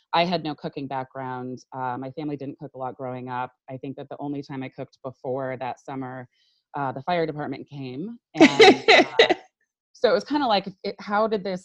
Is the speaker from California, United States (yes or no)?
yes; Silicon Valley, California, United States; I grew up in Silicon Valley